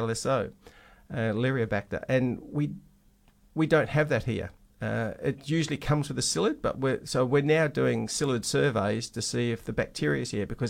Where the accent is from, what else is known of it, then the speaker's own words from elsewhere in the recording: Western Australia, Australia; we're West Australian, we're very special